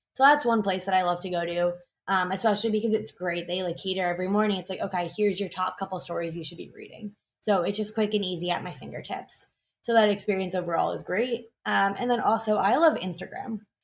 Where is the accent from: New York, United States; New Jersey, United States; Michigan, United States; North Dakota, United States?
New York, United States; New York City; I'm born and raised in New York City